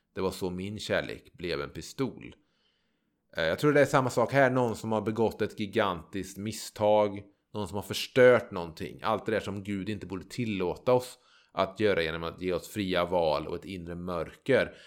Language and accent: Swedish; Trollhättan, Västra Götaland, Sweden; moved away; also born or lived in Gärdhem; jag växte upp ute i Överby i Trollhättan.